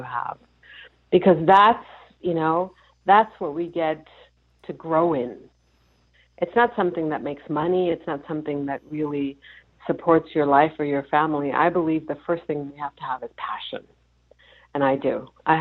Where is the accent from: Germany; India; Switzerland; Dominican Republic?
Germany; moved away; I was born and raised in Germany